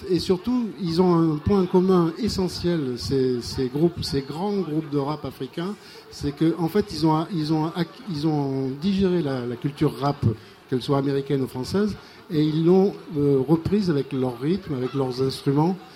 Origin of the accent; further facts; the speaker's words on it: Burkina Faso; Mais je veux, en tant que Burkinabé, je ne veux pas non plus cracher dans la soupe.